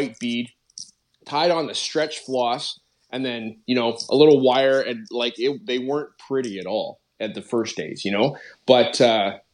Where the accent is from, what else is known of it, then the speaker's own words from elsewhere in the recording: Calgary, Alberta, Canada; moved away as an adult; now in Abbotsford, Canada; I grew up in Calgary, Alberta